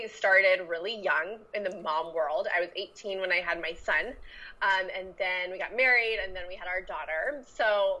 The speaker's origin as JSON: {"language": "English", "region": "Central Florida", "country": "United States", "moved": "as an adult", "lives_now": "Austin, United States", "said": "I'm from Florida, though, so like Central Florida, but I'm in Austin"}